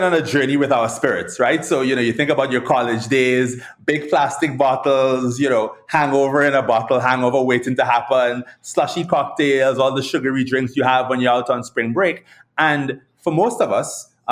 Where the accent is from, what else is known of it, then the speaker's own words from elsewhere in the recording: Trinidad & Tobago; now in United States; growing up in Trinidad